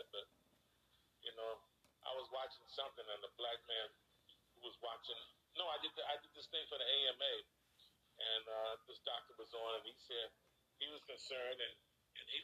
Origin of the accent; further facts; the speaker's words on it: Tuskegee, Alabama, United States; I'm from Tuskegee.